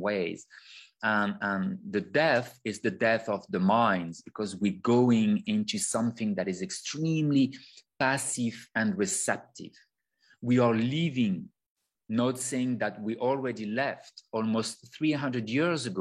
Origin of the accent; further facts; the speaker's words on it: France; accent: French; English is a second language; I'm a French person. You can hear my sexy, beautiful accent.